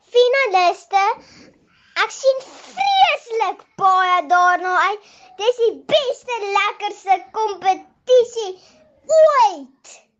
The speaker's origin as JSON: {"language": "Afrikaans", "town": "Eerste River", "region": "Western Cape", "country": "South Africa", "said": "Ek is van die Kaap en Eersterivier"}